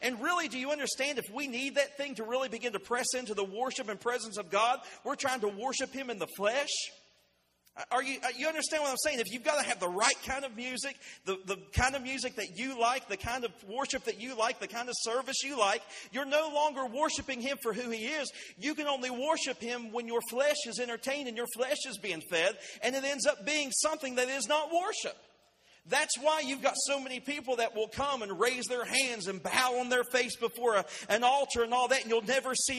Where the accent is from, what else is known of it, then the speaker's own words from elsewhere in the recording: Winfield, West Virginia, United States; I came here from Winfield, West Virginia. I passed through Winfield. I came through Taze Valley.